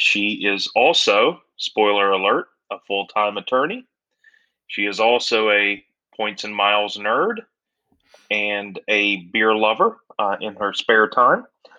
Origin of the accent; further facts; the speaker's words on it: Southern Virginia, United States; moved away as an adult; also born or lived in Baltimore; I grew up in Southern Virginia, went to high school, college down there, moved to Baltimore to go to law school.